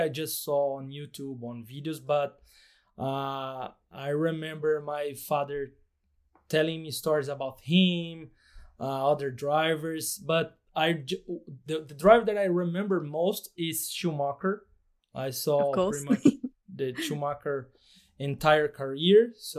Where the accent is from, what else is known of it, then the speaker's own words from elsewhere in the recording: Brazil; English is a second language; For those who doesn't know me, I'm from Brazil.